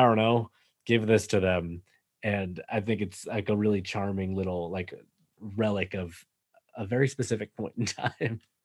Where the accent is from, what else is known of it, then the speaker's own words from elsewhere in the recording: an hour north of Boston, Massachusetts, United States; moved away; I'm from, like, an hour north of Boston originally.